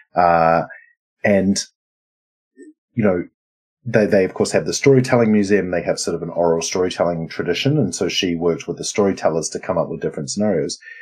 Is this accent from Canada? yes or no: no; New Zealand; now in Sweden; I'm a New Zealander living in Sweden, uh, who's uh, like part Lebanese